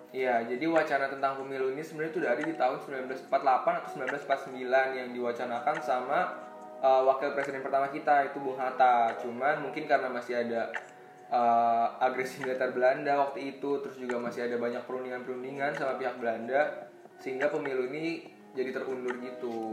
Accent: Bogor, West Java, Indonesia; kita dari daerah Bogor

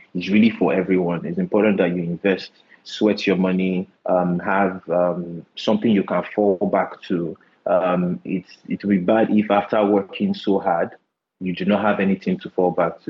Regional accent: Port Harcourt, Delta, Nigeria; moved away; also born or lived in Luton, United Kingdom; I'm from Delta State. Um, I grew up in Port Harcourt and Delta State as well

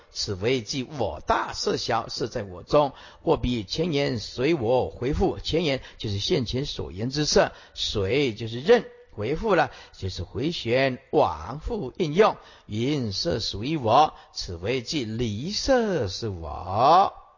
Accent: Taiwan; 我小时候，啊，去看那个个瓜戏

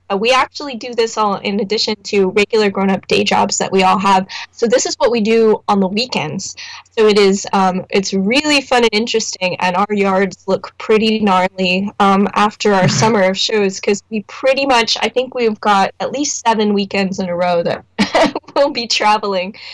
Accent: Indianapolis, Indiana, United States; we're from Indianapolis.

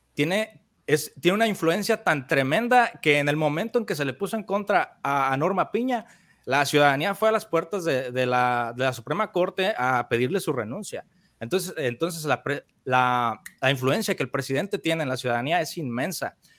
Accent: Mexico; el, pueblito de donde yo soy en México. Es un pueblo pequeño con 5 mil habitantes

